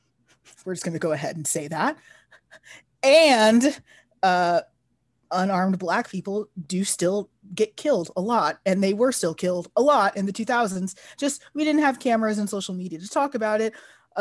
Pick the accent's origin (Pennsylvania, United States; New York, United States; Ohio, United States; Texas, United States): Texas, United States; As a Texan, I've been to California.